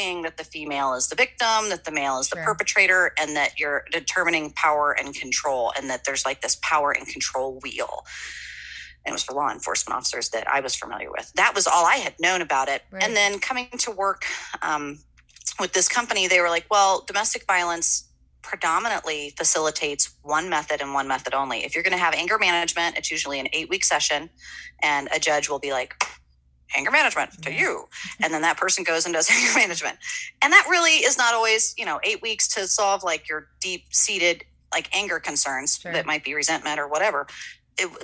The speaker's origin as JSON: {"language": "English", "town": "Kansas City", "country": "United States", "said": "I am originally from Kansas City"}